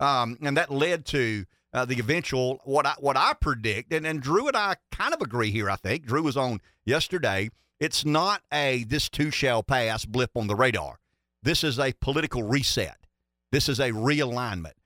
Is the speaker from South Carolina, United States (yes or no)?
yes; Pamplico, South Carolina, United States; I thought I was from Pamplico, so, you know, we, one, one small town